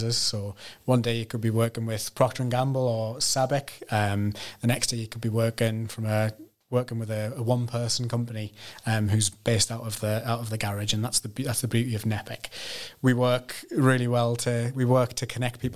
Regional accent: Sunderland, North East England, United Kingdom; from Sunderland, born and bred in Sunderland

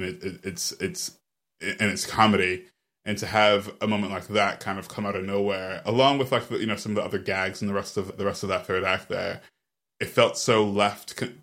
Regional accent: New York, United States; As a New Yorker

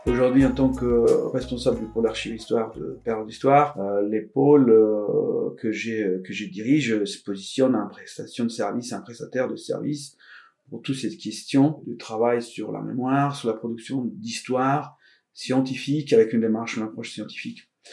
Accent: Venice, Veneto, Italy; French is a second language; moved away as an adult; also born or lived in Padua; now in France; Je suis italien. Je suis né à Venise. C'est à Venise que j'ai commencé mon parcours. J'ai, je viens d'un tout petit village dans la terre ferme vénitienne

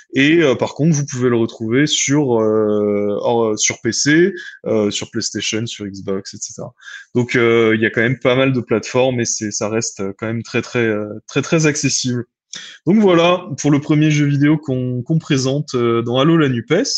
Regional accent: France; moved away; en tant que Française et Français de l'étranger

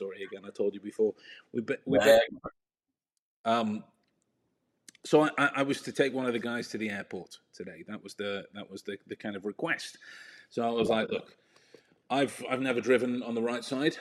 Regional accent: England, United Kingdom; I'm an Englishman in not Texas. No, wait, in Texas

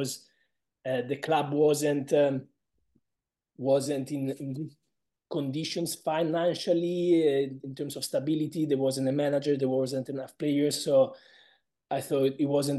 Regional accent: Pisa, Tuscany, Italy; English is a second language; moved away as an adult; now in England; Pisa, my hometown

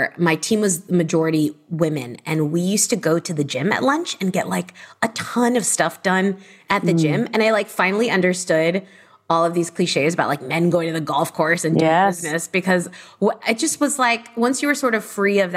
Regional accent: Miami, Florida, United States; I also grew up in Miami, Florida

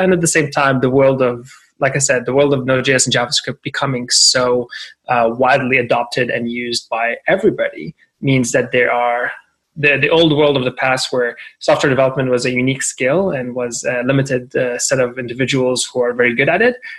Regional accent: Syria; now in Toronto, Canada; I'm Syrian Canadian and I'm very proud of my heritage and my history. And uh, I came to Canada in 2005

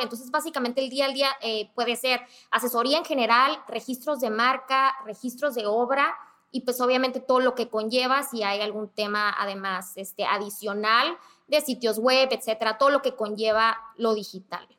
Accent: Mexicali, Baja California, Mexico; now in Tijuana, Mexico; soy de Mexicali

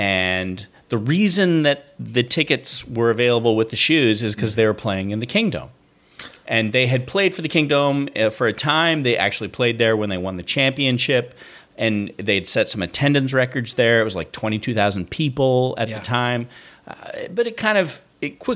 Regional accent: Seattle, Washington, United States; moved away as an adult; now in New York, United States; where are you from? And I'd say Seattle

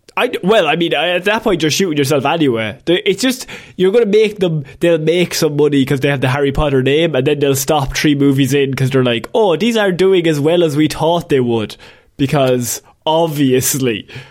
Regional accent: Ireland; as Irish people

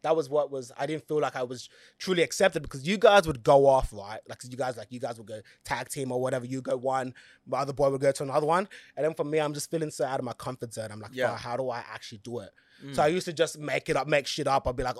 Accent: Blacktown, New South Wales, Australia; I was still from Blacktown, the West, but it was more like a hillsy side. Genuine people, no fights, no nothing. Everyone's just so nice.

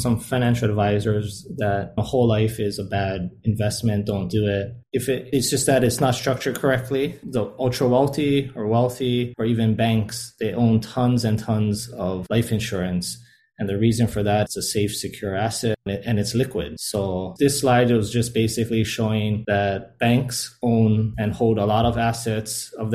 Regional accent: Hilo, Hawaii, United States; also born or lived in Seattle, Washington / Jacksonville, Florida; now in Honolulu, United States; I'm currently residing in Honolulu, Hawaii. I grew up in Hilo

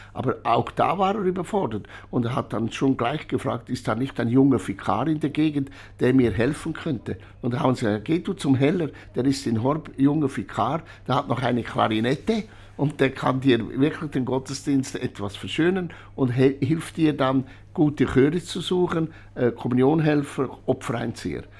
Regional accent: Urswil, Lucerne, Switzerland; ich bin in Urswil bei Hochdorf im Kanton Luzern geboren

